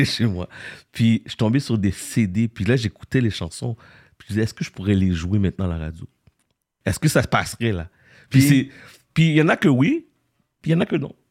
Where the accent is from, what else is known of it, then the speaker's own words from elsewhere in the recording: Montreal, Quebec, Canada; je suis né à Montréal-Nord